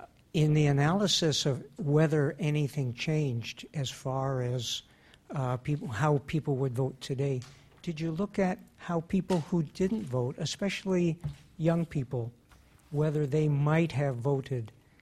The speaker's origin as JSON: {"language": "English", "country": "Canada", "moved": "yes", "said": "I'm from Canada"}